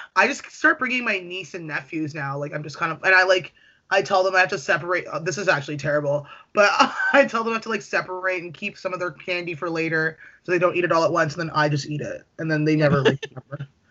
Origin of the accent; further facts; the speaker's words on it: Toronto, Ontario, Canada; I'm from Scarborough